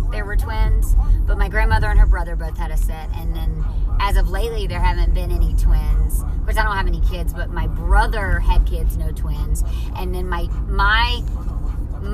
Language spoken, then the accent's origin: English; near Mobile, Alabama, United States; moved away; I'm originally from right near Mobile, Alabama